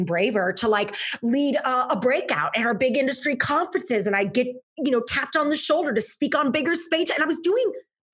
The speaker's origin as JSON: {"language": "English", "town": "St. Louis", "region": "Missouri", "country": "United States", "tie": "born or raised there", "moved": "as an adult", "lives_now": "Chicago, United States", "said": "I am born and raised in St. Louis, Missouri, moved up to Chicago"}